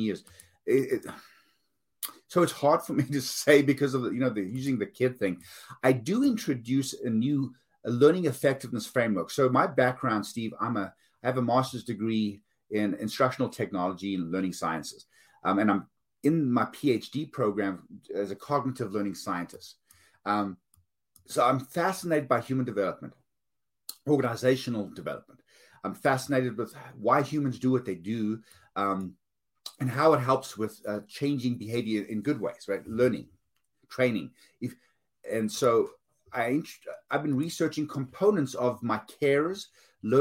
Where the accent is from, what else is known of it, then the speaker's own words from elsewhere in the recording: South Africa; moved away; I'm from South Africa